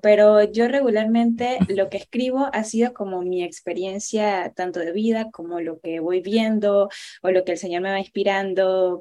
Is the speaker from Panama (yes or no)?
yes; Panama; soy panameña